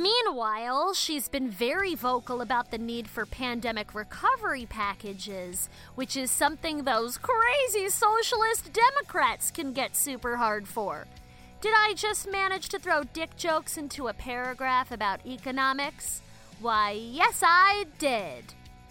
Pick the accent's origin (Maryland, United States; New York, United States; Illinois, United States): Maryland, United States; Baltimore; She also used to own an independent bookstore in the 90s in my hometown of Baltimore